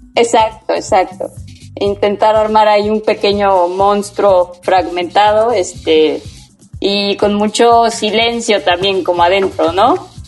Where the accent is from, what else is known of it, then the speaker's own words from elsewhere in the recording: Cosamaloapan, Veracruz, Mexico; also born or lived in Puebla; now in Cuernavaca, Mexico; Soy de Cosamaloapan, Veracruz